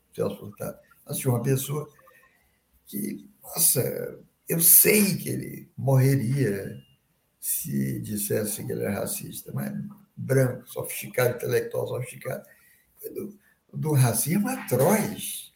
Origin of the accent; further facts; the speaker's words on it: Bahia, Brazil; now in Rio de Janeiro, Brazil; eu sou baiano, morando aqui no Rio